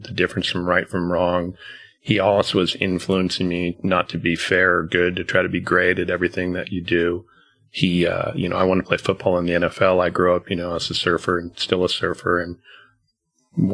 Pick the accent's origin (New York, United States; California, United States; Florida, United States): California, United States; Long Beach; I grew up in Long Beach, California